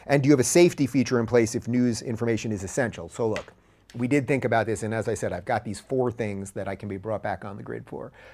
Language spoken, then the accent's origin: English; New York, United States; I grew up in New York